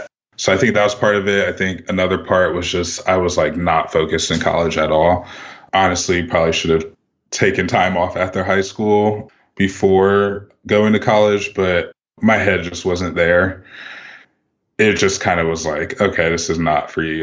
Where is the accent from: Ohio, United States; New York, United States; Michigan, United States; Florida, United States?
Ohio, United States; Columbus; also born or lived in Lithopolis, Ohio; I'm originally from Columbus, Ohio. I grew up in the city up through seventh grade